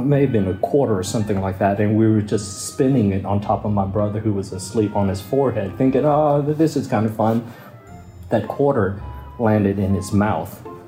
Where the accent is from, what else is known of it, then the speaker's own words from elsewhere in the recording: Kentucky, United States; growing up in South Vietnamese culture, we eat a lot of rice. And in Kentucky, it was all potatoes.